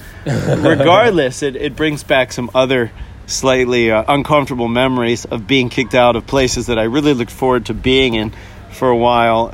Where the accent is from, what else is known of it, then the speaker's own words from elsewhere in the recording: Hanover, New Hampshire, United States; growing up in Hanover, New Hampshire